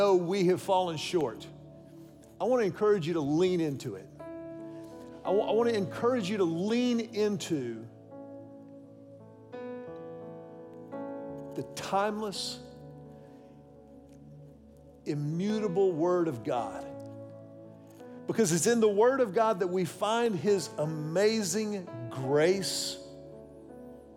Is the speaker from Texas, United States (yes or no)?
yes; Houston, Texas, United States; my pastor growing up in Houston